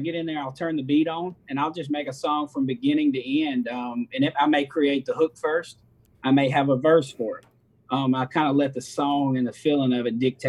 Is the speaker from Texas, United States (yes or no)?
no; Natchez, Mississippi, United States; also born or lived in Nashville, Tennessee; I was born and raised in Natchez up until I was graduated high school. Me and my best friend moved to Nashville, Tennessee.